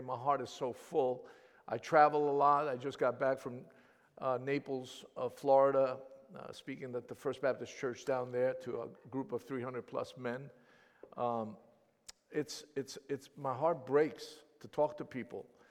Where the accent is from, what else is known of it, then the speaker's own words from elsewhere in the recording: Thessaloniki, Central Macedonia, Greece; first language Greek; English is a second language; I was born in the city of Thessaloniki